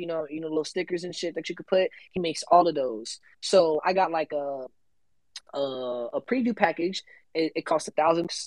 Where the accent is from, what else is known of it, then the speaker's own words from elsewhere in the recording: Tampa, Florida, United States; I'm from Tampa